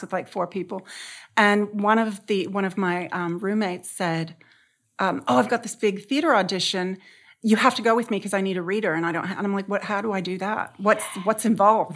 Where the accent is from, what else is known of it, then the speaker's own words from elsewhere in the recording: San Diego, California, United States; I grew up in San Diego, um, in a very conservative family